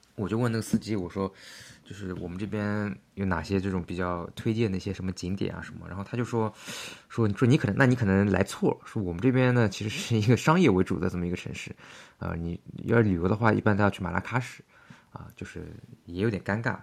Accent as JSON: {"language": "Chinese", "country": "China", "said": "我是中国来的"}